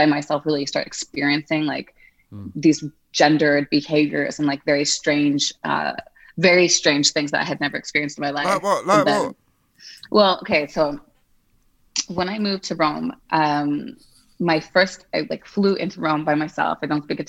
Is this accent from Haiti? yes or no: no; Montreal, Quebec, Canada; moved away as an adult; also born or lived in United Kingdom / Italy / Madrid, Spain; now in Geneva, Switzerland; I am from Montreal, Canada. So I'm like from French Canada, but my family is like Anglophone